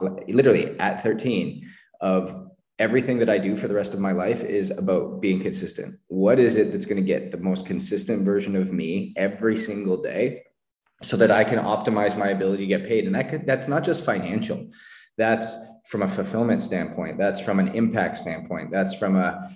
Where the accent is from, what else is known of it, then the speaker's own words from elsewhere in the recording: Canada; I grew up in Canada